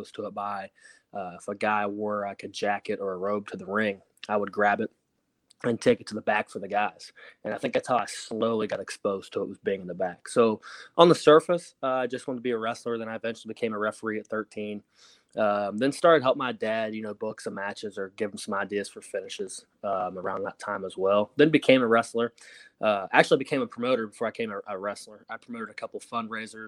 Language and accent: English; North Central West Virginia, United States; moved away; my area where I grew up in West Virginia didn't have a territory. North Central West Virginia